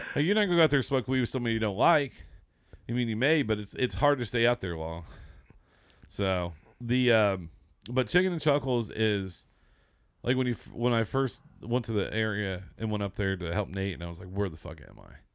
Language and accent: English; Seymour, Indiana, United States; moved away; I grew up in Seymour, Southern Indiana